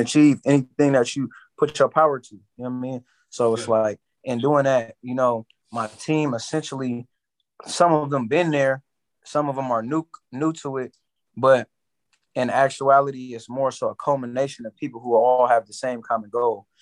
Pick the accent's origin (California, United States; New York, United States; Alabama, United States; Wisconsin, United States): California, United States; San Francisco; From the city, born and raised, San Francisco, California.